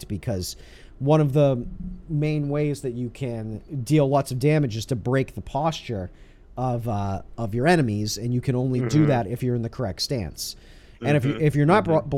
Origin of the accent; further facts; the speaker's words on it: Northeast, United States; growing up in the Northeast here in the U.S.